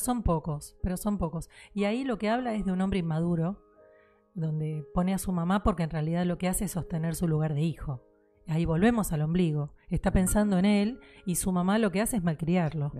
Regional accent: Argentina; lo que somos en Argentina, de lo que es la idiosincrasia acá

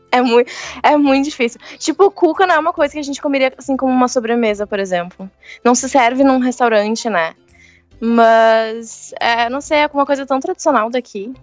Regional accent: Santa Cruz do Sul, Rio Grande do Sul, Brazil; eu nasci e cresci em Santa Cruz do Sul, que é interior

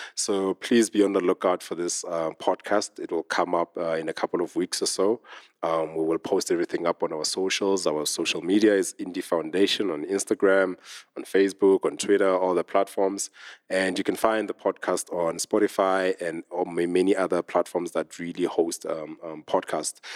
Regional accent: Smithfield, Free State, South Africa; now in Johannesburg, South Africa; I come from a very small town called Smithfield

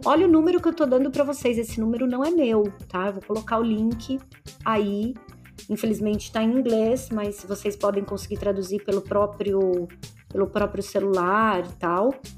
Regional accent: Santo André, São Paulo, Brazil; venho lá da Vila Luzita

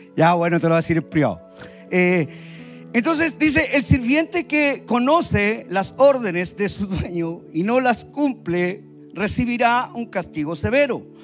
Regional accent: Puente Alto, Santiago Metropolitan Region, Chile; soy chileno, puente altino

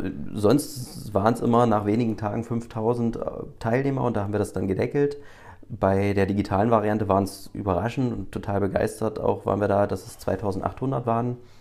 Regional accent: Magdeburg, Saxony-Anhalt, Germany; Ich bin hier geboren

